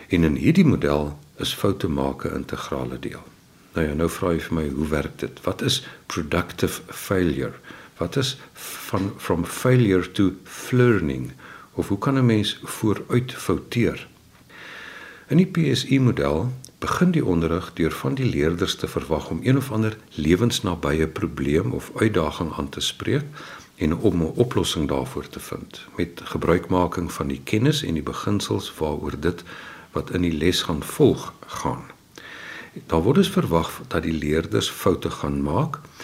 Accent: Windhoek, Khomas, Namibia; also born or lived in Keimoes, South Africa; Ek is in Keimus gebore en toe is in Windhoek

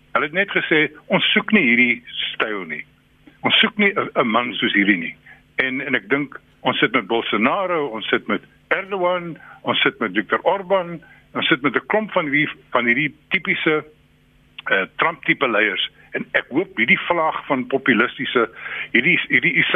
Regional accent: South Africa; 'n Suid-Afrikaner en 'n Afrikaan

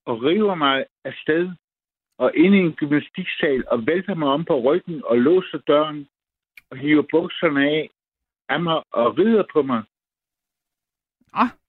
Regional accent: Funen, Southern Denmark, Denmark; mit barndomshjem, en stor, en stor gård øh, på Fyn.

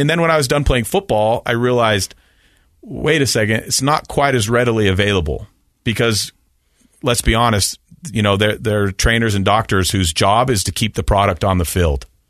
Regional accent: Salt Lake City, Utah, United States; I grew up in Salt Lake City in a very normal Mormon household

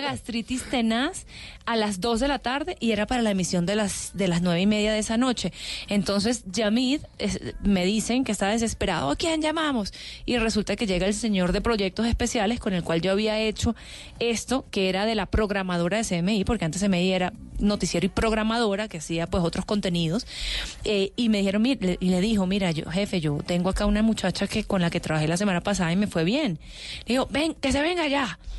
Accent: Caracas, Capital District, Venezuela; moved away as an adult; now in Colombia; yo soy venezolana, yo soy de Caracas

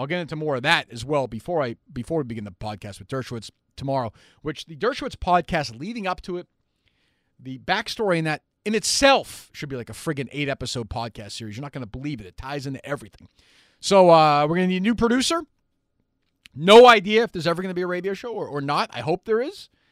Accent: Winchester, Massachusetts, United States; I grew up in Winchester

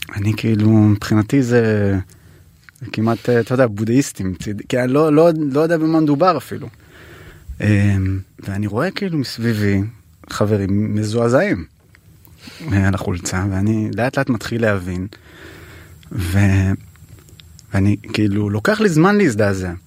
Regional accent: Jerusalem, Jerusalem District, Israel; נולדתי וגדלתי בשכונת הכורדים

